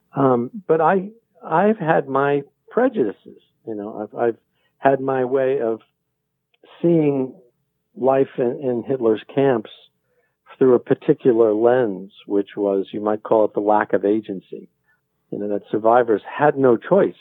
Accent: New York, United States; I, I grew up in New York

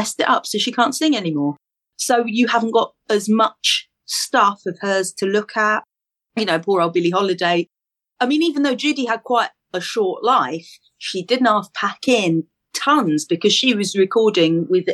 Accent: London, United Kingdom; I'm from East London

